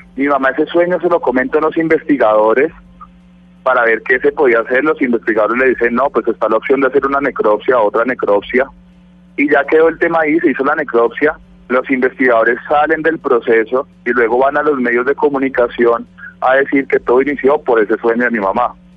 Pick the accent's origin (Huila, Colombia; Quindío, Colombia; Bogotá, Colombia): Bogotá, Colombia; nosotros somos rolos